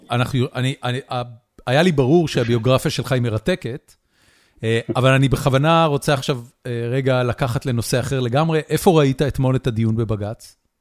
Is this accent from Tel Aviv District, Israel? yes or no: no; Haifa, Haifa District, Israel; אני אה, חיפאי